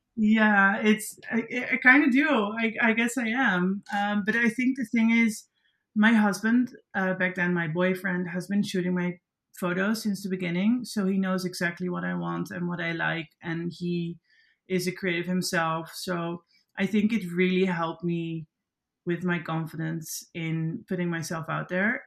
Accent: Netherlands; accent: Dutch; first language Dutch; English is a second language; moved away as an adult; now in New York, United States; I'm also like very proud to be Dutch and to be from Europe

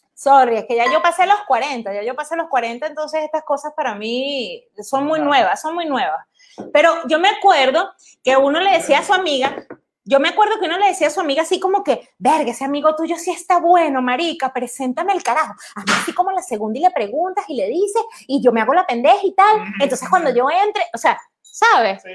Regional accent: Caracas, Capital District, Venezuela; moved away as an adult; now in Netherlands; soy de Caracas.

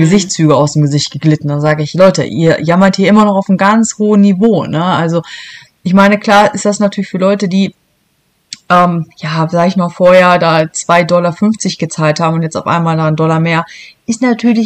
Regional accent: Helmstedt district, Lower Saxony, Germany; moved away as an adult; also born or lived in Braunschweig / Hannover; now in Michigan, United States; ursprünglich komme ich aus so einem kleinen Landkreis, der wird dir wahrscheinlich nichts sagen

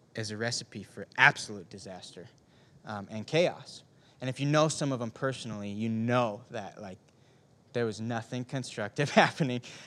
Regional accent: Ishpeming, Michigan, United States; I grew up in Ishpeming, Michigan. It's a small town in the Upper Peninsula

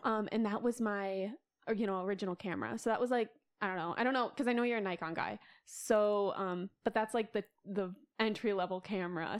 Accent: Sioux Falls, South Dakota, United States; moved away as an adult; now in Minneapolis, United States; I was born and raised in Sioux Falls, South Dakota

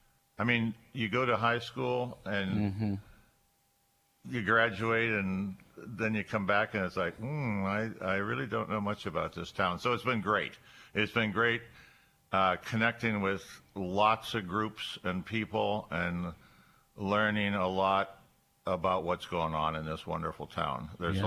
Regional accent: Erie, Pennsylvania, United States; moved away as an adult; also born or lived in Linesville, Pennsylvania / Olean, New York; I was born in Erie. And I'm a Bay Rat, as some people refer to us as. And I graduated from Strong Vincent in 1965, proud colonel.

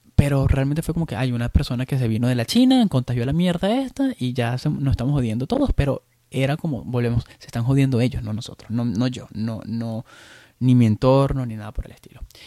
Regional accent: Venezuela; moved away as an adult; now in Chicago, United States; yo, como venezolano que, soy y que he vivido casi la mayoría de de mi vida, la viví en Venezuela

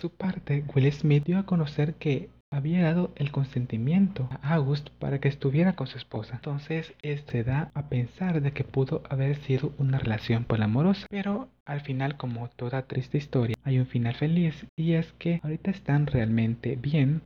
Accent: El Salvador; soy salvadoreño

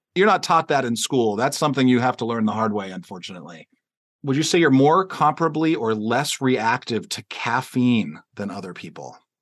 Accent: Pittsburgh, Pennsylvania, United States; we're both from Pittsburgh

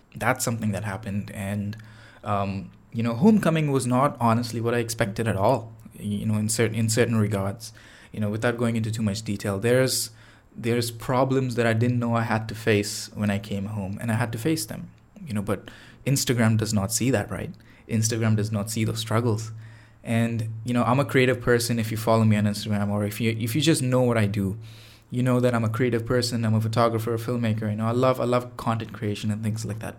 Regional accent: Chennai, Tamil Nadu, India; now in Toronto, Canada; Chennai, uh, which is, uh, the city that I'm from, uh, back in India. That was, that's like my hometown.

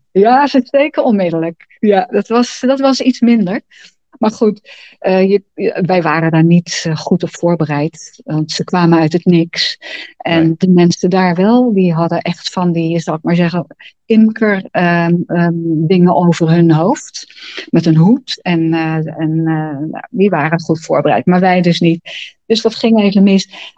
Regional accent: Netherlands; also born or lived in Pijnacker

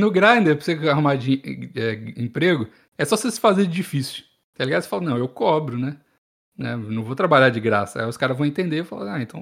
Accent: Rio Grande do Sul, Brazil; Tenho 22 anos, sou do Rio Grande do Sul e não leio meu nome.

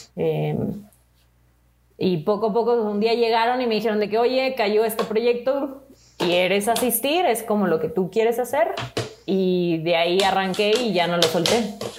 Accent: Monterrey, Nuevo León, Mexico; moved away as an adult; now in Mexico City, Mexico; soy de Monterrey. Tengo cuatro años que me mudé aquí a la Ciudad de México

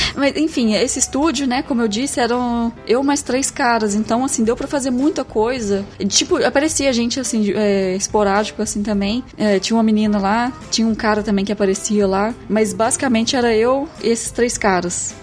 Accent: Brazil; moved away as an adult; also born or lived in Germany; como brasileiro

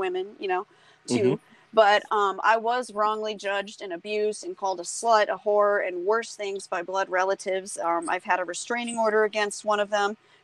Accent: North Carolina, United States; I was born in North Carolina

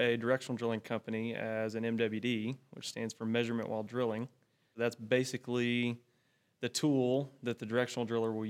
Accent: Graham, Texas, United States; I grew up in a small town called Graham

